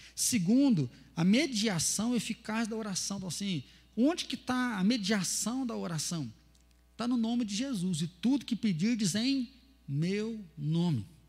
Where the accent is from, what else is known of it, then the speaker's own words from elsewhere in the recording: Atibaia, São Paulo, Brazil; moved away as an adult; also born or lived in Londrina; Nunca tinha saído de casa e saí de Atibaia, ir para Londrina